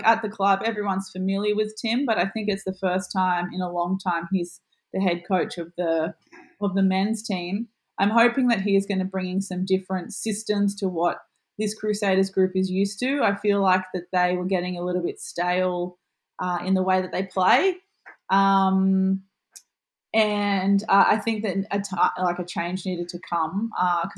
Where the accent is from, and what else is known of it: Central Coast, New South Wales, Australia; born or raised there